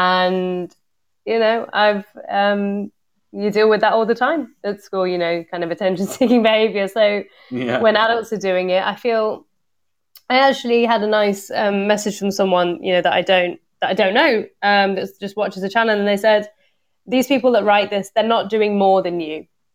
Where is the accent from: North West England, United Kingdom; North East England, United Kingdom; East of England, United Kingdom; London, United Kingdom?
North West England, United Kingdom; Liverpool; born there; also born or lived in Coventry; But I was born in Liverpool. So you're not that you'd know from the accent or the videos, but... so I was born in Liverpool.